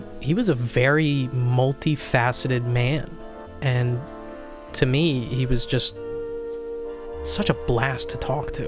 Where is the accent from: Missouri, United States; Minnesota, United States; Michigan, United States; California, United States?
Minnesota, United States; moved away; I'm from Minnesota, yeah. But I haven't lived here for a long time